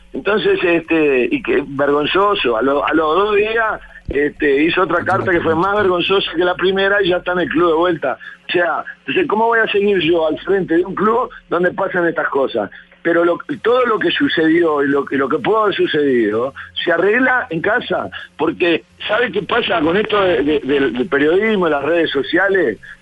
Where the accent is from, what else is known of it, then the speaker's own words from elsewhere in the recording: Florida, Uruguay; de mi pueblo, de Florida